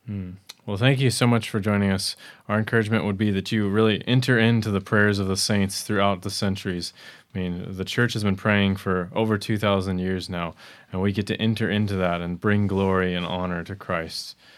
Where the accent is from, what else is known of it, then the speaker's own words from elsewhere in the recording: Arizona, United States; I come from the Grand Canyon